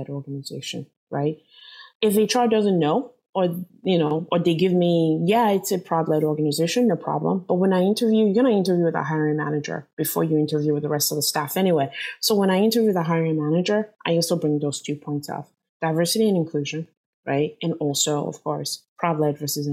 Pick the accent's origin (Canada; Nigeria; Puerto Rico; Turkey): Nigeria; now in San Jose, United States; I'm Nigerian